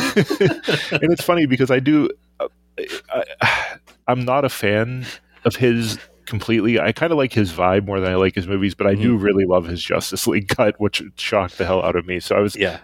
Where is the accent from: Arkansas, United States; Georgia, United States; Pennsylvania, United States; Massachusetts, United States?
Pennsylvania, United States; Pittsburgh; my hometown Pittsburgh Penguins.